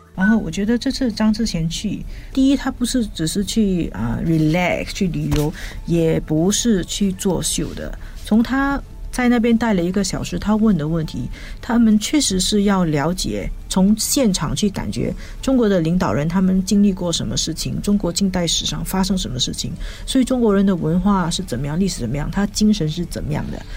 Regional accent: Singapore; 上海跟我们新加坡人有一点互动，

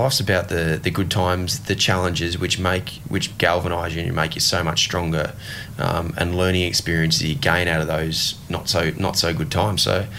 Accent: Ipswich, Queensland, Australia; thought would be possible from a young kid growing up in Ipswich.

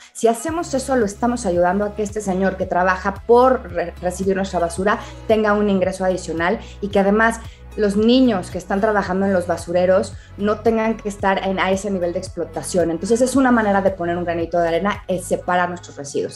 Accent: Mexico; los mexicanos somos muy dados a comer con los ojos

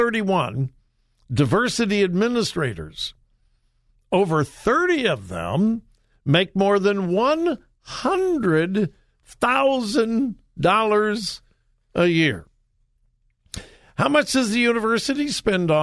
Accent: California, United States; now in Ohio, United States; Born and raised in California, but I've been here more than 45 years

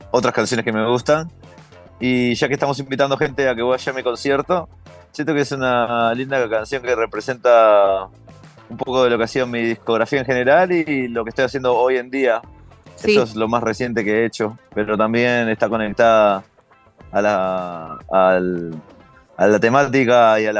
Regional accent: New York, United States; also born or lived in Uruguay; yo nací en Uruguay, pero desde joven que mi familia vive acá en Nueva York y yo me crié acá entonces también.

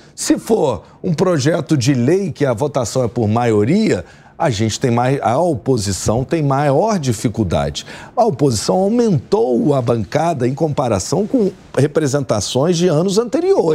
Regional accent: Rio de Janeiro, Brazil; sou do Rio de Janeiro

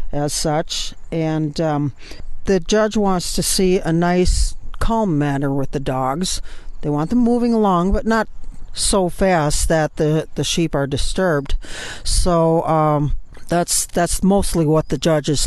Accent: Southern Illinois, United States; I'm from Southern Illinois

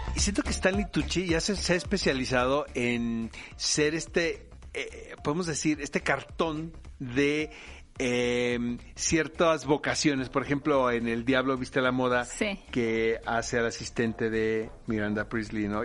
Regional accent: Tijuana, Baja California, Mexico; Yo soy de Tijuana, cara, y no se puede ser más norteño

